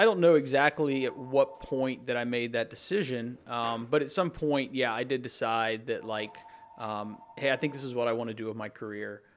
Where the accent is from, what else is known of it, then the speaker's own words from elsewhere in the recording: Campbell County, Kentucky, United States; growing up in Campbell County, you know, most of my friends lived here when I was a kid growing up